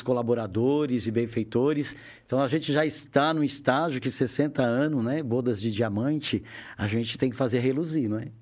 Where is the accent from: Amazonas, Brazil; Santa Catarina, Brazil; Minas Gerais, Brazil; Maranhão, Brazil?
Santa Catarina, Brazil; Criciúma; moved away as an adult; also born or lived in Joinville; eu sou de Criciúma. Criciúma. Mais ao sul ainda de Santa Catarina.